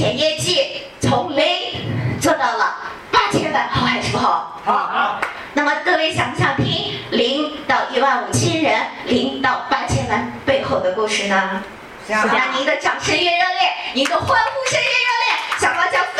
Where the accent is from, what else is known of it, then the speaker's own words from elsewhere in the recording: Xinjiang, China; 我来自遥远而美丽的新疆，